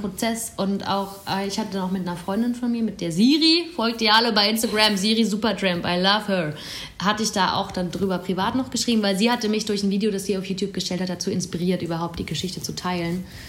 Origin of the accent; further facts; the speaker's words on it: Bruchsal, Baden-Württemberg, Germany; moved away as an adult; now in Berlin, Germany; Ich komme aus einer Kleinstadt, Bruchsal ist bei Karlsruhe. Und ich komme nochmal von einem Dorf in der Nähe vom Bruchsal